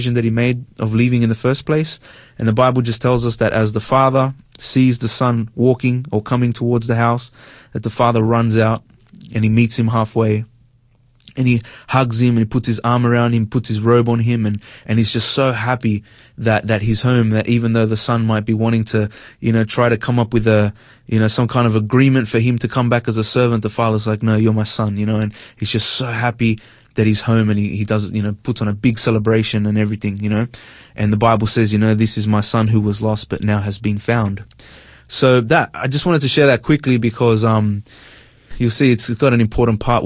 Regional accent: Sydney, New South Wales, Australia; I grew up in Sydney. I'm Hispanic. I father's from Spain, mother's from Peru.

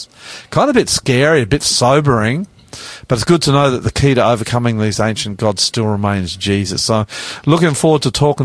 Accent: Australia; all of this great big sunburnt land of ours

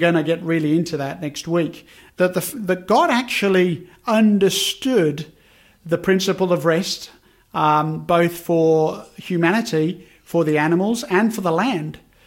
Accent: Birmingham, West Midlands, United Kingdom; now in Australia; growing up in Birmingham in the UK

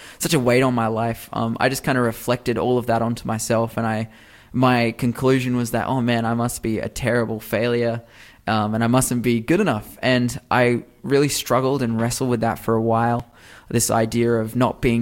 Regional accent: Newcastle, New South Wales, Australia; I'm actually from the Newcastle area. I'm really fortunate to be from here. I love Newcastle.

